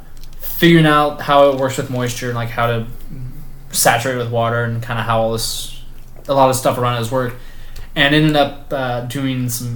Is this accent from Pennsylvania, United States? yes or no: no; Alaska, United States; I'm from Alaska.